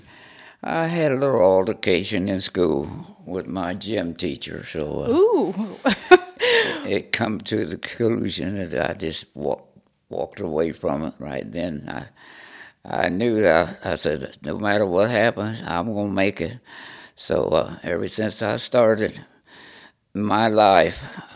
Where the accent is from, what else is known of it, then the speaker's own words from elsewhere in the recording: Connersville, Indiana, United States; I live here in Connersville. And my family have been born here and live here all my life